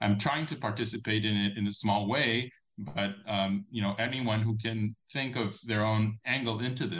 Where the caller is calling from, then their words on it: Israel; I'm not speaking from nowhere. I'm speaking from Israel